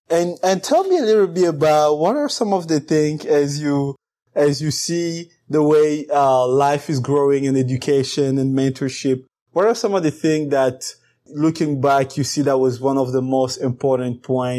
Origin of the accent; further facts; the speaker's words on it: DR Congo; born there; English is a second language; I was born in the Congo and it's a French-speaking country.